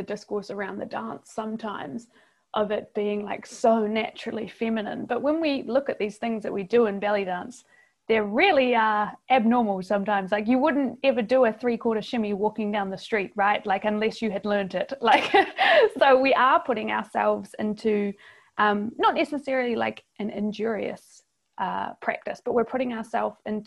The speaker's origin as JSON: {"language": "English", "country": "New Zealand", "accent": "New Zealand", "said": "in case listeners haven't realized from my accent, I'm from New Zealand, not Australia."}